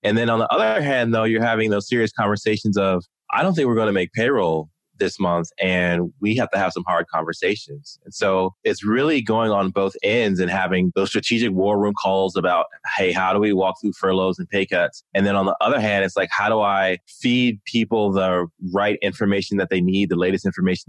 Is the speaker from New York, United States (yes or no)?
no; Maryland, United States; also born or lived in Texas / Germany; So I was born in Texas and we were there for a while. And then we moved to Germany. So I lived in Germany for 5 years. And then my dad retired and we grew up in Maryland